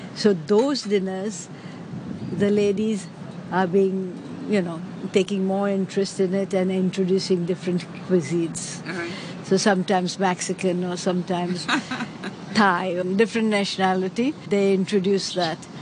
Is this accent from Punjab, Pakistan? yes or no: no; Karachi, Sindh, Pakistan; moved away as an adult; also born or lived in Bombay, India; now in Hong Kong; I was born in Karachi at that time, undivided India. But for university education, I moved to Bombay.